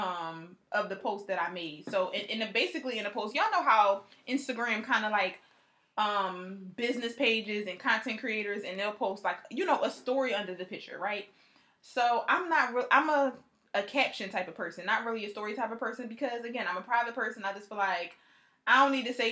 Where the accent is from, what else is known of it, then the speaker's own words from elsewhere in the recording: Philadelphia, Pennsylvania, United States; I'm from Philly